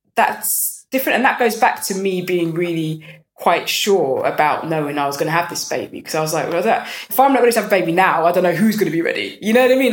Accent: London, United Kingdom; I'm from North London

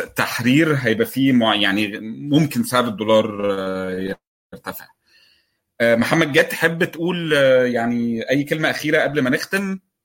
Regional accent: Egypt; لنا كمصريين

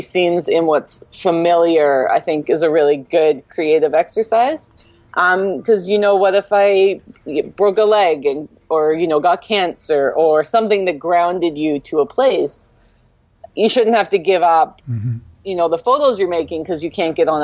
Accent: Vancouver, British Columbia, Canada; now in Vancouver Island, Canada; I'm born and raised in Vancouver, so that's a big change for me

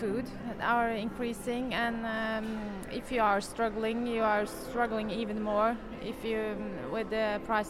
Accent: Norway; I'm from Norway.

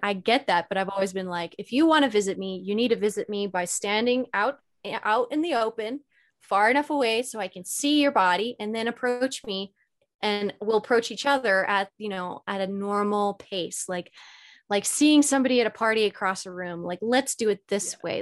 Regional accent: Alberta, Canada; moved away as an adult; now in Sedona, United States; I originally I'm Canadian. Okay. I'm from Alberta, Canada, and I was living up there alone at the time.

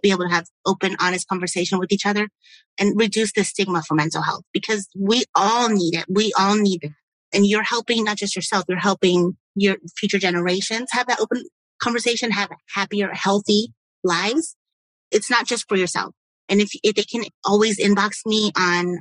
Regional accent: United States; we as Americans

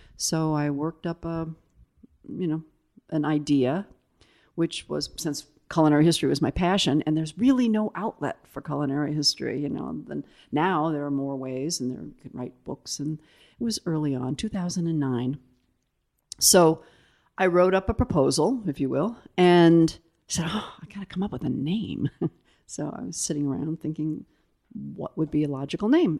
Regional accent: South Bend, Indiana, United States; moved away as an adult; also born or lived in Italy; I lived there until, what, I was seventeen and went off to school.

